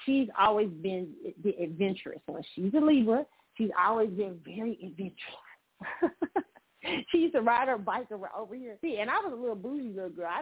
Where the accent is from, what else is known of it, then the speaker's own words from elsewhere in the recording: Missouri, United States; I'm from Missouri. I'm from the Show Me State